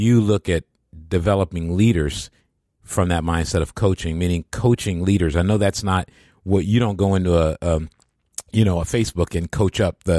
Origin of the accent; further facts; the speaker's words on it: Midwest, United States; I grew up in the Midwest, too. The Midwest, there's a Midwest culture.